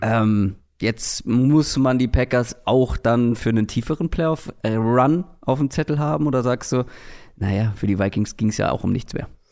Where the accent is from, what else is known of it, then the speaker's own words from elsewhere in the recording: Hamburg, Germany; now in Berlin, Germany; Für mich als Hamburger